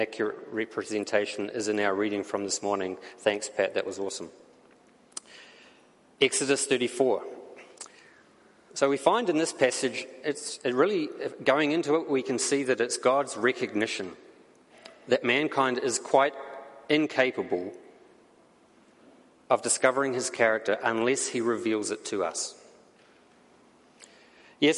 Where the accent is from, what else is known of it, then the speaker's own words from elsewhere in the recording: New Zealand; accent: New Zealand; now in Canada; my accent comes from, and the answer is it comes from New Zealand